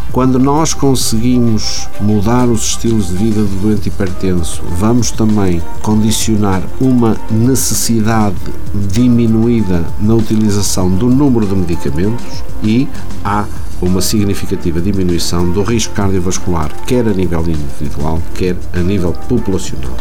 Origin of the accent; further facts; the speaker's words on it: Portugal; como portugueses